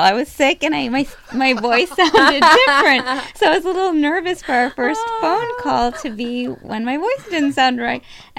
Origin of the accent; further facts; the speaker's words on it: upstate New York, United States; moved away as an adult; also born or lived in Boston; now in Cleveland, United States; About an hour and a half north of the city. Hmm. That's where I grew up.